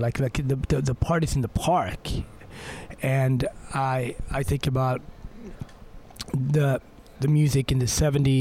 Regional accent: Sweden; I grew up in Sweden

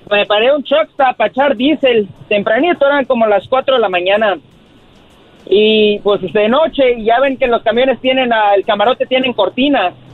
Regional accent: Chicago, Illinois, United States; now in Austin, United States; Ah, soy de aquí de Austin, Texas y originalmente de Chicago.

